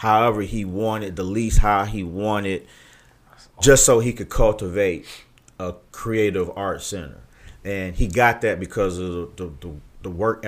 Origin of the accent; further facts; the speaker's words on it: Cleveland, Ohio, United States; also born or lived in Atlanta; I'm from Lee and Harvard